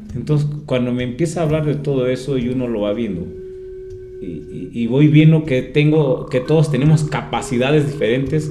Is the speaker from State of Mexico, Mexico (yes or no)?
yes; Toluca, State of Mexico, Mexico; soy de San Pablo Autopan, Toluca, Estado de México